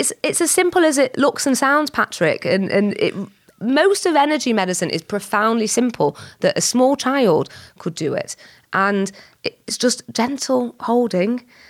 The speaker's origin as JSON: {"language": "English", "town": "Whitefield", "region": "North West England", "country": "United Kingdom", "tie": "born or raised there", "said": "I was born and bred in Whitefield, so just up the road from Bolton"}